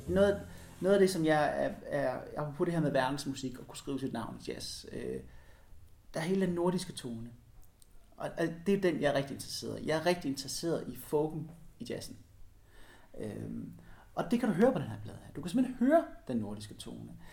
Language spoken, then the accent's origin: Danish; Denmark; min kulturelle arv her i Danmark